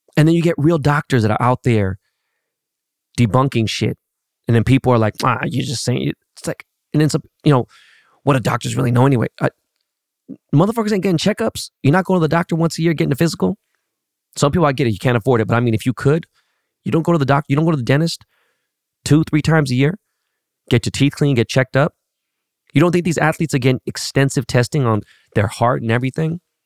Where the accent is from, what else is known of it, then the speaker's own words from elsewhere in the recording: Los Angeles, California, United States; growing up in Koreatown